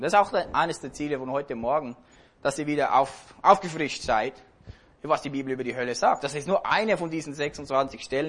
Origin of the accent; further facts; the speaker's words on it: Switzerland; hier bei uns in der Schweiz.